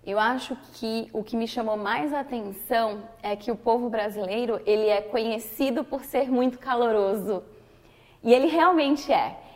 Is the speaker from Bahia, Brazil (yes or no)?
yes; Salvador, Bahia, Brazil; moved away as an adult; now in New York, United States; Eu sou da região Nordeste, mais especificamente de Salvador, que fica na Bahia, que é uma região quente, com muitas praias bonitas, muita natureza, é uma região tropical do país.